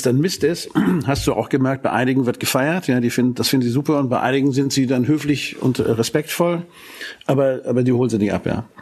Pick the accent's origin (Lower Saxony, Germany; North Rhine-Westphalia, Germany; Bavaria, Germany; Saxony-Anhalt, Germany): Lower Saxony, Germany; Hanover; wir kommen aus Hannover